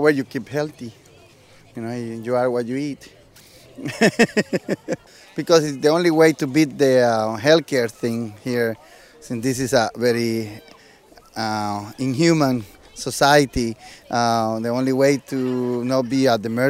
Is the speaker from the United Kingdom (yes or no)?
no; El Salvador; now in Bay Area, United States; I come from El Salvador. And but I live in the Bay Area for a long time